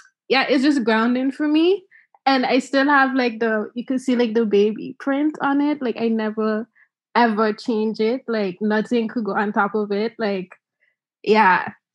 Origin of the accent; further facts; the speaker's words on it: Curaçao; born there; also born or lived in St. Martin; It's been with me from in Curaçao, because I was born in Curaçao, to going to St. Martin.